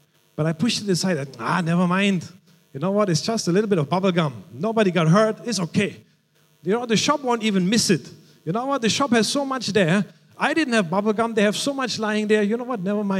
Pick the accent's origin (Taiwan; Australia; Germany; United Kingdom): Germany; moved away; Growing up in Germany, I remember I was about 6 or 7 years old